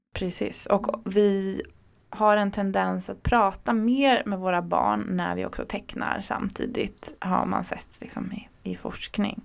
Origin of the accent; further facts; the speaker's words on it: Örebro, Örebro County, Sweden; now in Stockholm, Sweden; Jag är uppvuxen i Örebro